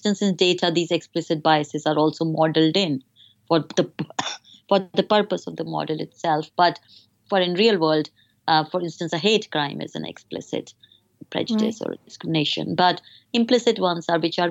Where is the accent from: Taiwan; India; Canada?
India; moved away as an adult; now in United Kingdom; my personal experience as a woman growing up in India